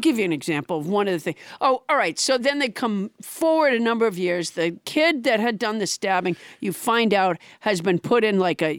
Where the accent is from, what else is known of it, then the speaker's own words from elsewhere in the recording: Massachusetts, United States; I was raised in Massachusetts.